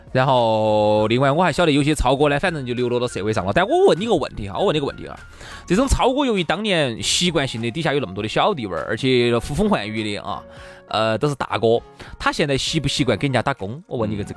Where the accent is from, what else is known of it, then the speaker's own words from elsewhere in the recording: Chengdu, Sichuan, China; 那个时候我们成都这边哈，就很多娃娃